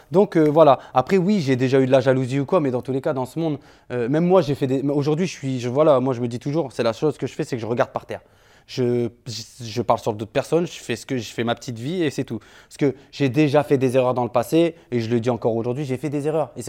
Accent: Switzerland; moi je suis suisse.

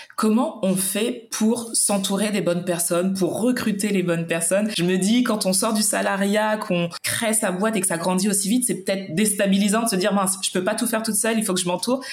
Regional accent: Martinique; je suis originaire de la Martinique

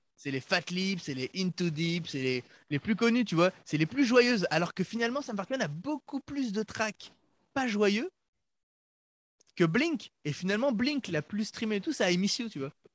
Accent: France; comme on est français

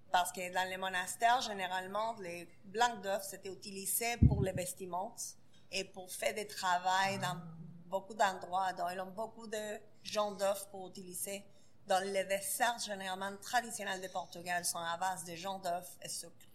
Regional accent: Argentina; French is a second language; also born or lived in New York; now in Montreal, Canada; Je suis de l'Argentine, oui. Originalement, c'est de l'Argentine.

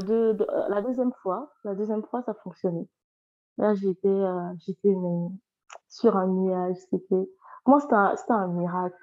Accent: Côte d’Ivoire; also born or lived in near Lyon, France; now in France; Je suis une Ivoirienne vivant près de Lyon

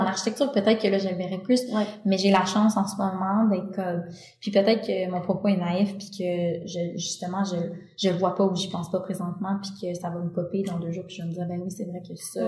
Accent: Quebec, Canada; je viens du Québec

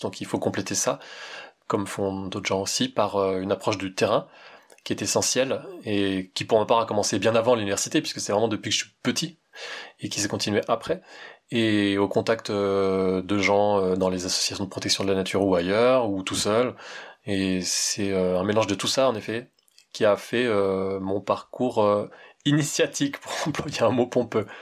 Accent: Val-d'Oise, Île-de-France, France; je suis né en Île-de-France, hein. j'ai fait partie des salauds de Parigot, je viens d'un bled dans le Val d'Oise

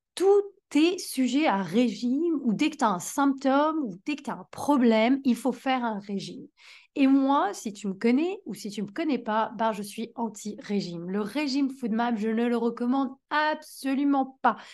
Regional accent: France; en tant que bonne française

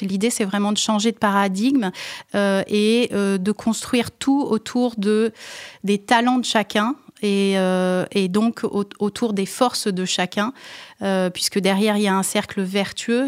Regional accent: France; je suis française d'origine

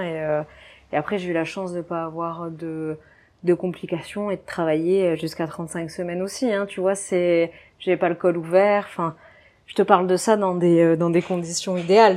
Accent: Dunkirk, Hauts-de-France, France; moved away as an adult; also born or lived in Belgium; now in Réunion, France; je suis originaire du nord de la France, donc de Dunkerque

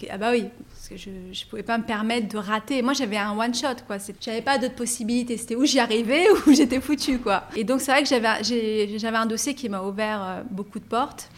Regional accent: Paris, Île-de-France, France; also born or lived in Nabeul, Tunisia; je suis donc française d'origine tunisienne, je suis née à, à Paris. J'ai pas aimé mon enfance à Paris

